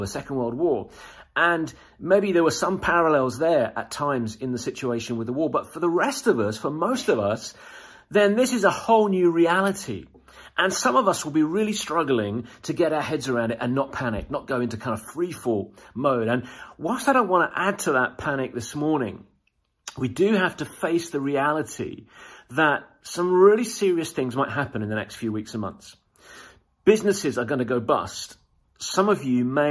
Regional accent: United Kingdom

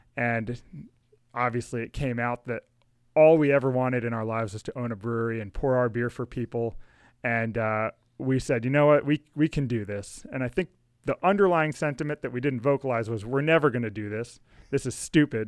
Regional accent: Rockville, Maryland, United States; I grew up in Rockville with Alex

